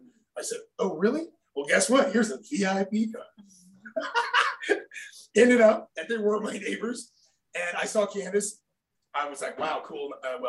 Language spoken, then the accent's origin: English; Lake Havasu, Arizona, United States; I grew up in Lake Havasu, diving off a 50-foot, you know, the big cliff there.